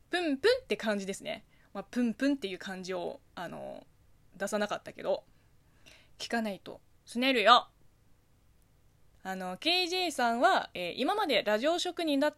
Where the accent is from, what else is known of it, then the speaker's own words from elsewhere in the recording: China; えー、まずは先週から募集し始めた、えー、テーマメールのコーナー私中国人 … が言いそうな決め台詞に